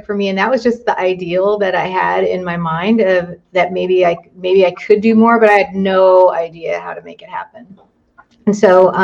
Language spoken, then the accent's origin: English; Southern California, United States; I grew up in Southern California